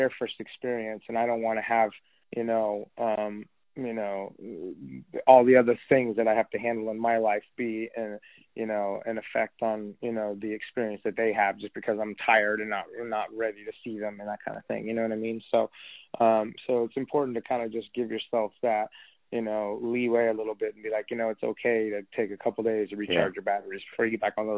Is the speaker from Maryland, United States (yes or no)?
no; Texas, United States; also born or lived in Los Angeles; I grew up here in Texas